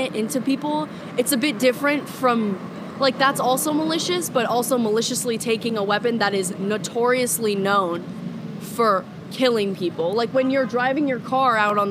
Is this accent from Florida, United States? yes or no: yes; Davie, Florida, United States; now in Ocala, United States; I live here in Ocala, but I'm actually from Broward County. I went to Western High School in Davie, Florida